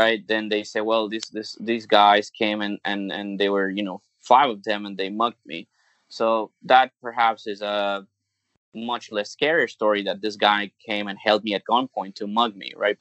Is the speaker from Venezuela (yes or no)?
yes; Venezuela; English is a second language; moved away as an adult; also born or lived in United States; now in Hong Kong; Growing up in Venezuela